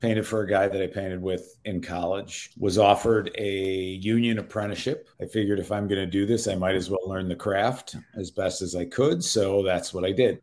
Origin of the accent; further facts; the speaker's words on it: Chicago, Illinois, United States; Middle school, high school, we moved from Chicago proper, west side of the city, which is now kind of a war zone, to a fairly affluent suburb.